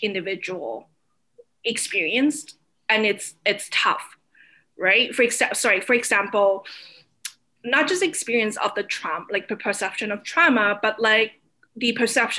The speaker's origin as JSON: {"language": "English", "town": "Toronto", "region": "Ontario", "country": "Canada", "tie": "born or raised there", "also_born_or_lived": "Hong Kong", "said": "as kids, when we grew up here"}